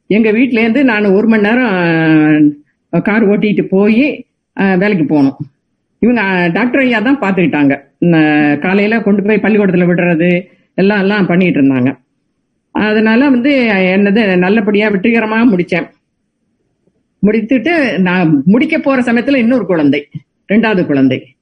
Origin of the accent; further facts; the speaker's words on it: Navalpattu, near Tiruchirappalli, Tamil Nadu, India; also born or lived in Kalkandar Kottai; now in United States; சொந்த ஊர் நவல்பட்டு என்ற கிராமம் திருச்சிக்கு பக்கத்தில் இருக்கிறது